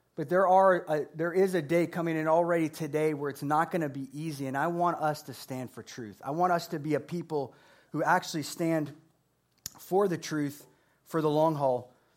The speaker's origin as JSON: {"language": "English", "region": "Florida", "country": "United States", "said": "I'm from Florida"}